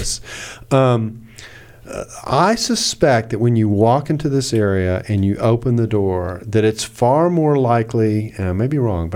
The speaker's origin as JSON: {"language": "English", "region": "the South", "country": "United States", "said": "I'm from the South"}